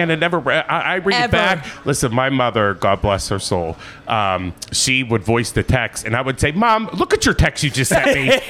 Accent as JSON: {"language": "English", "town": "Pittsburgh", "region": "Pennsylvania", "country": "United States", "tie": "born or raised there", "said": "I grew up in Brookline."}